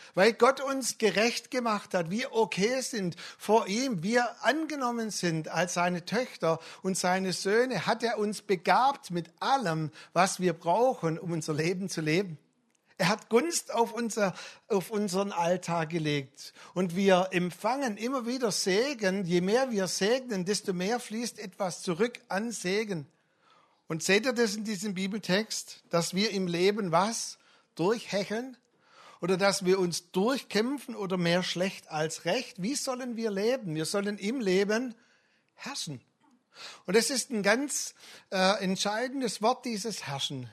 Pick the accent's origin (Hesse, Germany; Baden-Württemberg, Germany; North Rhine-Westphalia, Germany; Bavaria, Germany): Baden-Württemberg, Germany; Swabia; als Schwabe meine ich